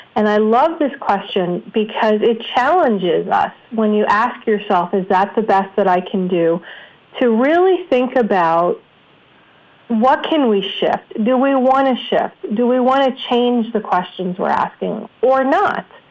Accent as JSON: {"language": "English", "region": "New York", "country": "United States", "tie": "born or raised there", "said": "I grew up in New York where we had some of the best radio DJs"}